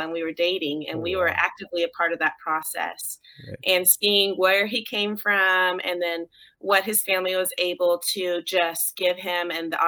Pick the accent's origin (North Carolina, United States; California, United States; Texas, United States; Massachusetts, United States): Texas, United States; So we grew up in Texas